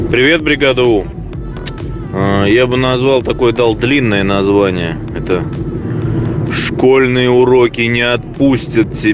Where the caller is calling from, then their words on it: Khabarovsk, Khabarovsk Krai, Russia; Я звоню из